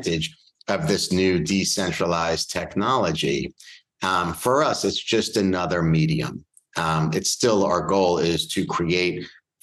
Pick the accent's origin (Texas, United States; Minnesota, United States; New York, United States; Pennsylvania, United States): New York, United States; Bellmore; also born or lived in Manhattan, New York; I was raised here in New York. I'm from Long Island, specifically a town named Belmore. It's on the South Shore of Long Island.